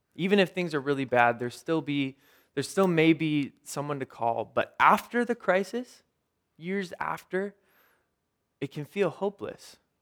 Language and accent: English; Ventura, California, United States; I grew up in Ventura.